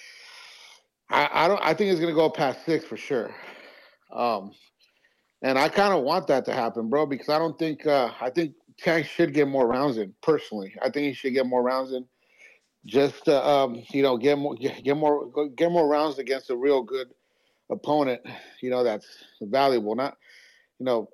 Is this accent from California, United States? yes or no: yes; San Jose, California, United States; I'm from San Jose